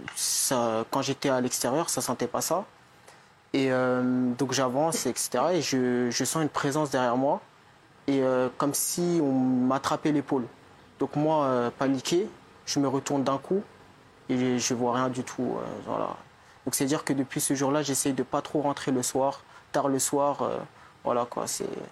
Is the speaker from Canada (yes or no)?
no; Fontenay, France; je suis né à Fontenay, c'est-à-dire que je suis là depuis 20 ans